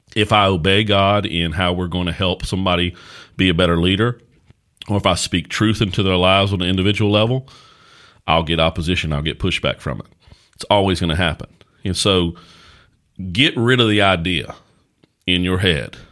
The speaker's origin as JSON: {"language": "English", "area": "Caswell County", "region": "North Carolina", "country": "United States", "tie": "born or raised there", "also_born_or_lived": "Danville, Virginia", "said": "I was born and raised in Caswell County, North Carolina"}